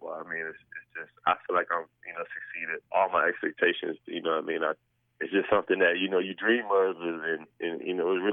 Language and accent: English; Buffalo, New York, United States; moved away; I'm from Buffalo